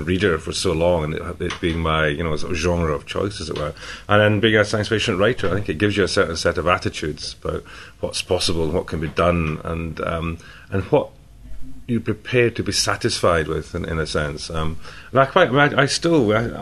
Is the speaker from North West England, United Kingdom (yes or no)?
no; Scotland, United Kingdom; I'm Scottish